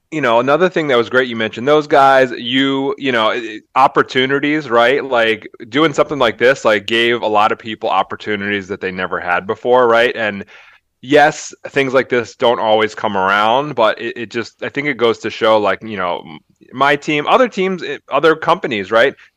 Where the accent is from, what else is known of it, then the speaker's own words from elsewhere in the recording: Philadelphia, Pennsylvania, United States; moved away; I grew up in Philly